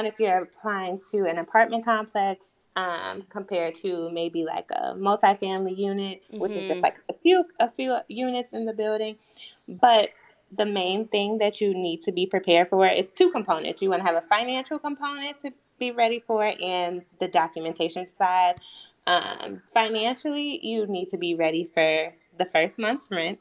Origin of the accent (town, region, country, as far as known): Chicago, Illinois, United States; born or raised there; moved away as an adult; now in Washington, D.C., United States